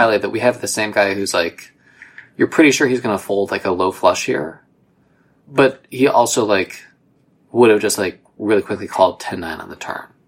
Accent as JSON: {"language": "English", "region": "Ohio", "country": "United States", "tie": "born or raised there", "said": "you and I grew up together in Ohio"}